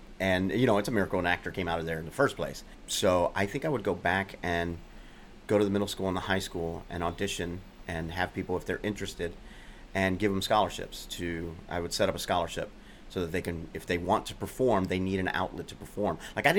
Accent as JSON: {"language": "English", "town": "Immokalee", "region": "Florida", "country": "United States", "tie": "born or raised there", "moved": "yes", "said": "my hometown. Which is? Immokalee, Florida. It's a small migrant farm working community. Very poor."}